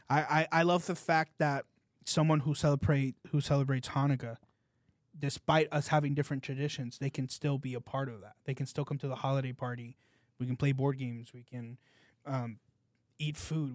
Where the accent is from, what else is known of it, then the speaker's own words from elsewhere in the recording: California, United States; now in South Florida, United States; I'm from California